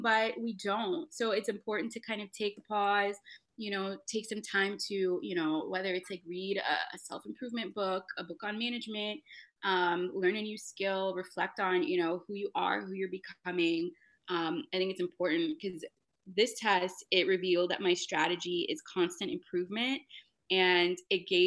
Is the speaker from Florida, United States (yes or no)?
yes; Miami, Florida, United States; I am from Miami, Florida